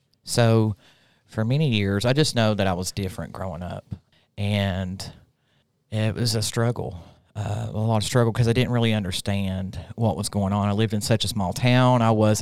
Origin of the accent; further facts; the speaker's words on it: Rutledge, Tennessee, United States; also born or lived in Pike County, Kentucky; So I'm originally from Pike County, Kentucky. {S1} Nice. {S2} I was raised primarily in a small town called Rutledge. It's inside Granger County, which are only famous for tomatoes.